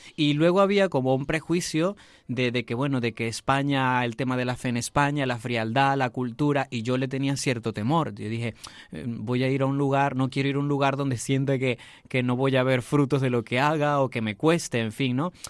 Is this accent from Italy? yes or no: no; Venezuela; moved away as an adult; now in Madrid, Spain; mi ciudad natal